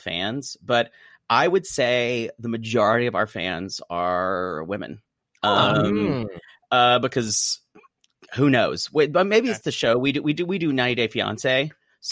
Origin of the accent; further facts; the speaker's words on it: South Carolina, United States; now in California, United States; I'm from South Carolina